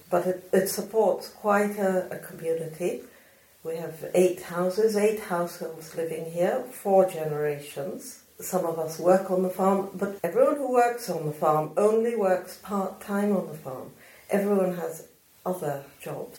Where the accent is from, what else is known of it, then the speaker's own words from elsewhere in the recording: Argentina; now in Scotland, United Kingdom; I was brought up in Argentina